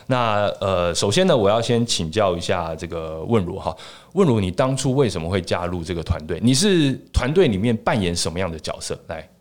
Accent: Taiwan; accent: Taiwanese Mandarin; 我这个台湾国语

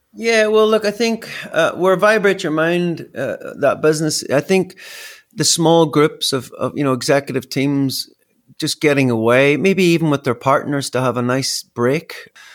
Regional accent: Belfast, Northern Ireland, United Kingdom; moved away as an adult; also born or lived in Australia; growing up in Belfast

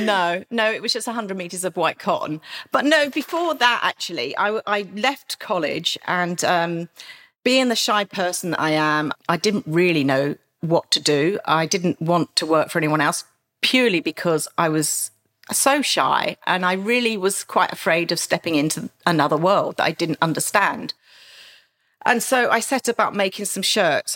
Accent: Maidstone, South East England, United Kingdom; a very sort of back street area of Maidstone, my hometown

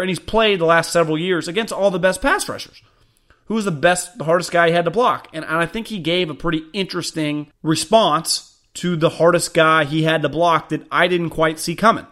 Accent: Davis, California, United States; I grew up in Davis

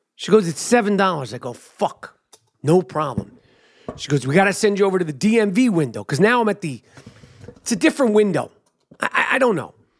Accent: New York City, New York, United States; I'm a New Yorker

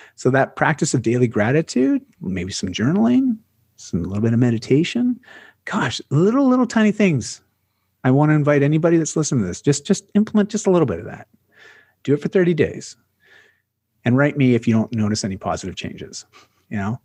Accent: Canada; I'm, I'm a Canadian

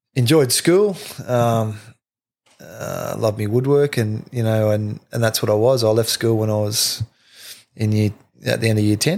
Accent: Forster, New South Wales, Australia; growing up in Foster

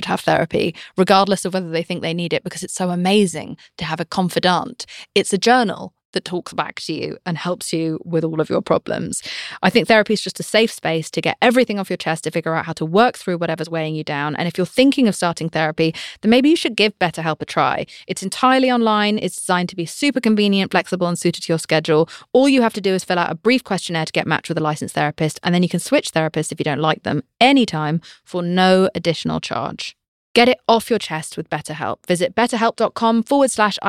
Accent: United Kingdom; I'm British.

